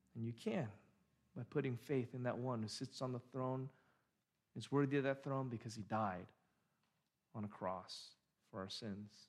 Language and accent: English; Orange County, California, United States; I grew up in Orange County, have been here almost my entire life